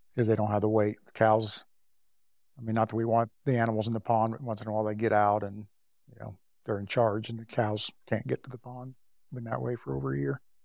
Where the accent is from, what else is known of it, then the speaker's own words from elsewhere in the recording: just north of Emporia, Kansas, United States; I grew up just north of Emporia